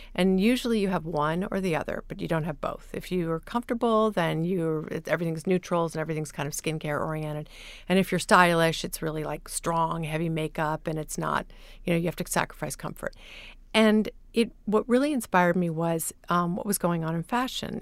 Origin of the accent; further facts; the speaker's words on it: Midwest, United States; moved away; I grew up partly in the Midwest